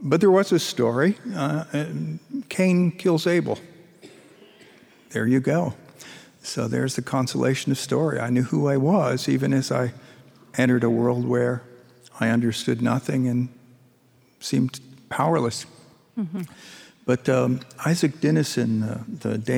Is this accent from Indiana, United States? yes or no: no; rural Hudson Valley, upstate New York, United States; I grew up in upstate New York, rural Hudson Valley